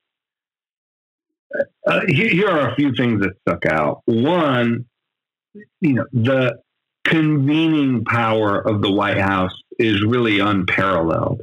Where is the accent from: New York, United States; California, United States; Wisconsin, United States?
New York, United States; Buffalo; I'm from Buffalo, New York